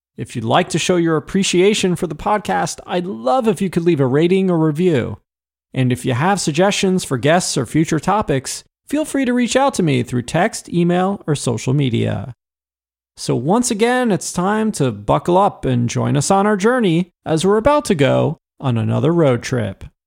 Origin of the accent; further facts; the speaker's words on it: Northeast, United States; Growing up in the Northeast